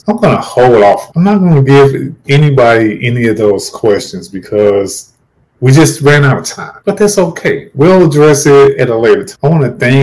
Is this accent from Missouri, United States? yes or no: yes; St. Louis, Missouri, United States; moved away; my hometown of St. Louis, Missouri